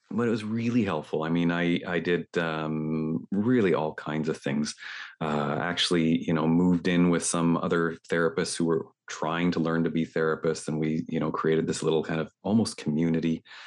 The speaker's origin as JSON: {"language": "English", "town": "Toronto", "region": "Ontario", "country": "Canada", "said": "I'm talking here from Toronto in Canada"}